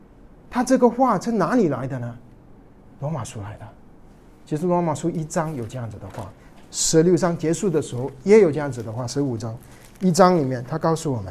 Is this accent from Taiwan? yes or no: no; China; 我们中国人